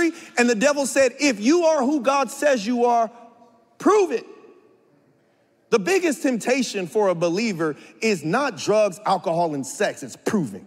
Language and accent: English; San Bernardino, California, United States; I'm from San Bernardino from a very young age, as long as I can remember, from 3 years old